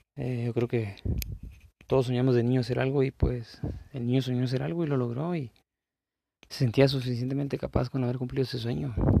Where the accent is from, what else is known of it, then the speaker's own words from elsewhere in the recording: La Paz, Baja California Sur, Mexico; yo soy de la, de la Paz, de la ciudad de La Paz, California